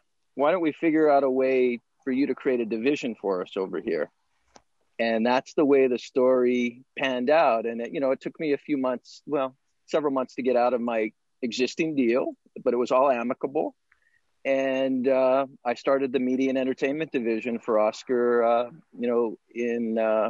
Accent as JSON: {"language": "English", "town": "Monterey Park", "region": "California", "country": "United States", "tie": "born or raised there", "said": "I grew up in Monterey Park, California, which is just one city away from East LA."}